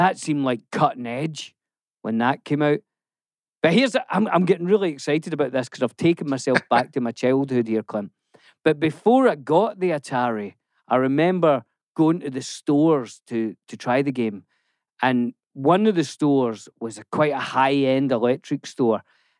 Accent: Scotland, United Kingdom; And obviously, I grew up in Scotland.

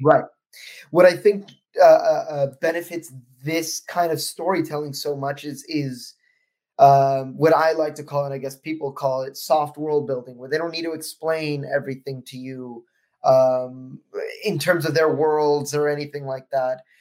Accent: United States; me as an American

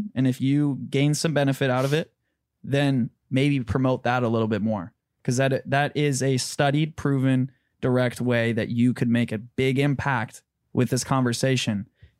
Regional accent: Michigan, United States; Reason because you come from Ohio. I come from Michigan.

